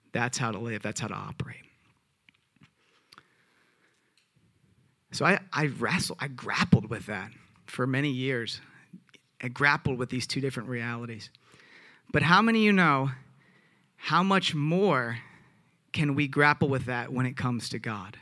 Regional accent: the South, United States; I'm from the South

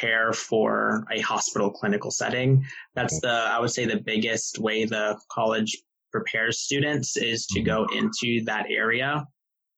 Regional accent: Tampa, Florida, United States; I'm also from Tampa, so, you know, I was able to live at home and save money from not having to move.

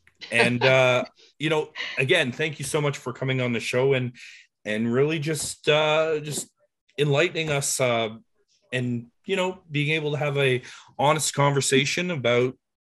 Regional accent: Toronto, Ontario, Canada; I'm from Etobicoke.

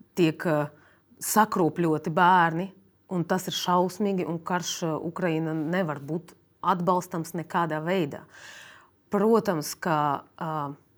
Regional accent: Russia; now in Latvia; esmu dzimusi Krievijā

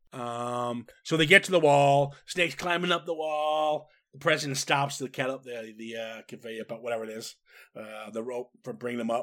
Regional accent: Minnesota, United States; I was raised in Minnesota

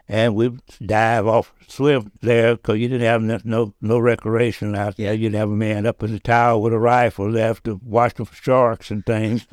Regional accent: Dickson, Tennessee, United States; I said, "Tennessee."

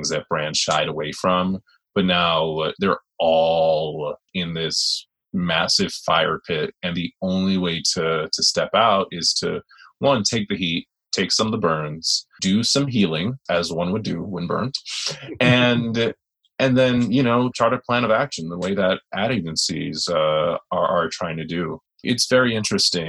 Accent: New York City, New York, United States; Far Rock native, still living here with my parents

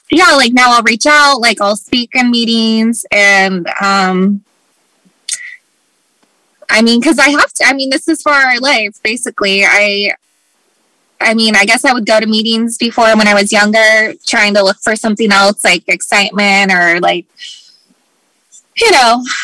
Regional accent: Anchorage, Alaska, United States; moved away; also born or lived in Los Angeles; I've tried to move away several times because I grew up in up in Anchorage, Alaska, and then I moved to LA, and um, so they're all very different places.

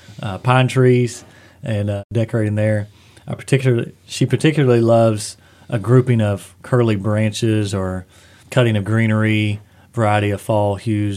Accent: Eastern Kentucky, United States; growing up in Eastern Kentucky

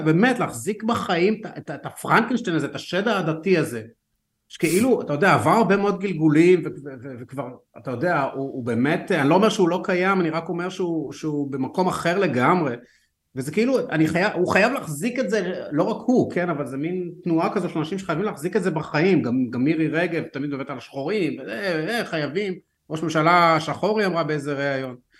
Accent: Haifa, Haifa District, Israel; אני גדלתי בחיפה

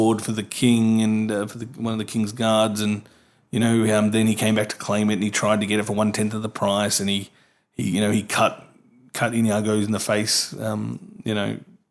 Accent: Australia; I'm from Australia

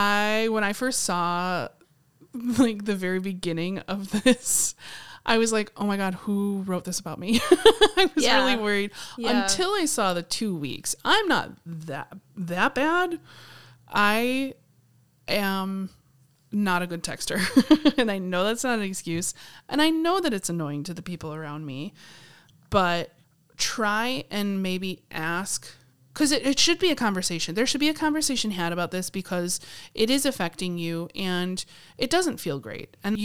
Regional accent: Sydney, New South Wales, Australia; She's from Melbourne, I'm from Sydney, and we both studied in Canberra.

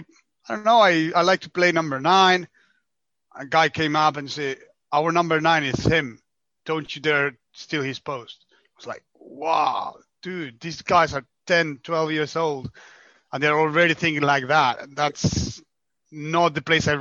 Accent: Argentina; moved away as an adult; now in France; I'm from Argentina, so currently living in France for the last 5 years, but I'm from the other part of the world

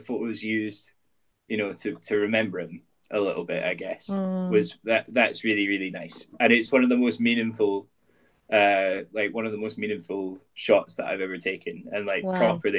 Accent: Edinburgh, Scotland, United Kingdom; growing up in Edinburgh, there's a street in Edinburgh called Leith Walk

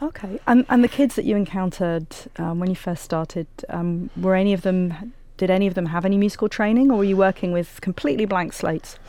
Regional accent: England, United Kingdom; moved away; as a 17 year old with my high school chorus in my hometown in England

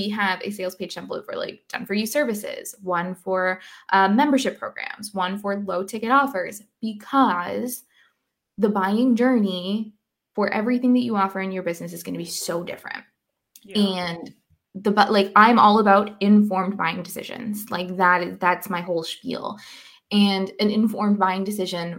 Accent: Canada; also born or lived in Scotland / Paris; now in Canary Islands, Spain; I'm Canadian, and my parents just flew in from Canada yesterday

